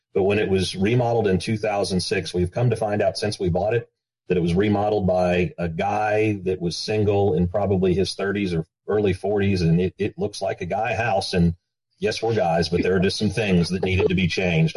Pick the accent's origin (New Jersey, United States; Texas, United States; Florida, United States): Texas, United States; as a Texan